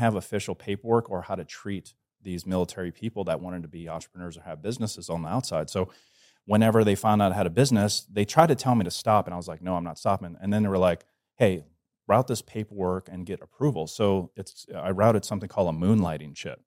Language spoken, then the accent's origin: English; Metairie, Louisiana, United States; also born or lived in Covington, Louisiana / New Orleans, Louisiana; I'm from New Orleans, Louisiana, you know, small town. Uh, well, New Orleans is not small, but I grew up in the Metairie, Metairie and Kenner area, and my family eventually moved up to Covington